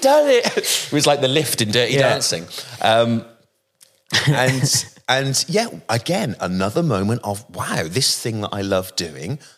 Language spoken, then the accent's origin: English; Bristol, South West England, United Kingdom; accent: West Country; I come from the West Country in, in, in Bristol and the accent there is more like that.